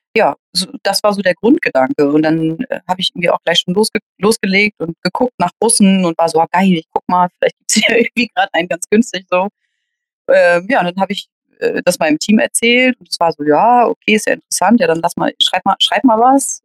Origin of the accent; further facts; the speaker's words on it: Hamburg, Germany; geboren in Hamburg, groß geworden hier auch.